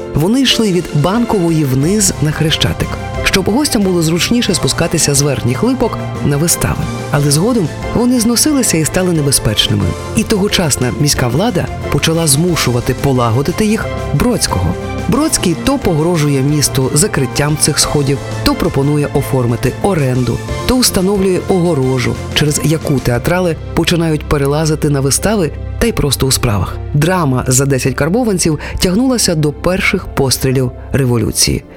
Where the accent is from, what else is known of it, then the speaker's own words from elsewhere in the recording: Kyiv, Ukraine; ми, кияни